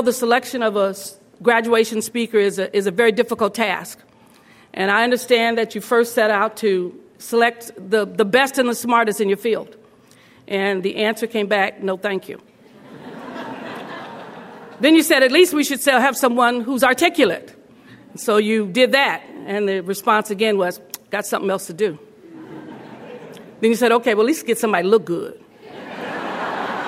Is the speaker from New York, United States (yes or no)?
no; Los Angeles, California, United States; When you're born in the projects of Los Angeles, in the Pueblos, you come live in the projects